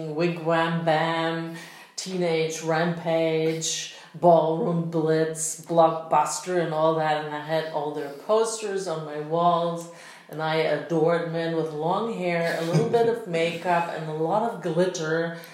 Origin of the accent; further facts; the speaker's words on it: Berlin, Germany; I was born in West Berlin, so I like... When we moved into this high-rise apartment building in Spandau, I think we moved there when I was 2.5